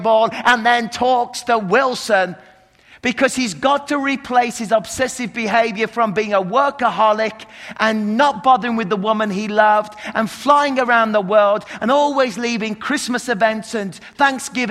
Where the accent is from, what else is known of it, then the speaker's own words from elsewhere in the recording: England, United Kingdom; I'm English